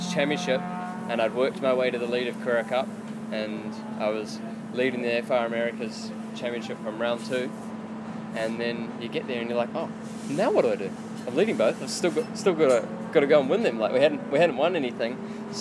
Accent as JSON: {"language": "English", "town": "Mount Maunganui", "region": "Bay of Plenty", "country": "New Zealand", "moved": "yes", "lives_now": "Auckland, New Zealand", "said": "I'm originally from Mount Maunganui"}